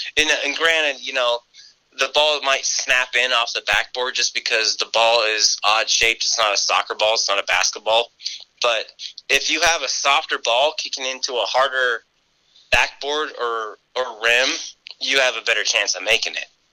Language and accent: English; Reno, Nevada, United States; I'm a local boy and I, I, really wanted to kick for UNR because, you know, growing up in Reno